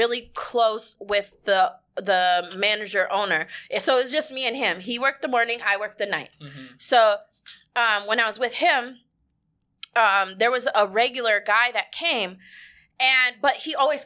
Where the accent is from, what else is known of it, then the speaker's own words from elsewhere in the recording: Minnesota, United States; moved away as an adult; now in Houston, United States; I was born and raised in Minnesota